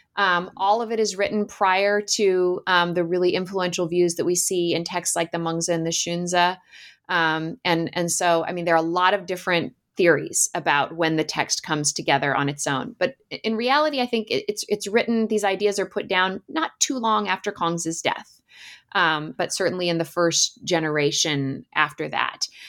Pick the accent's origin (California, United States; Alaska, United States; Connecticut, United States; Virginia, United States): Alaska, United States; I grew up in Alaska and spent a lot of time playing in the woods in the summers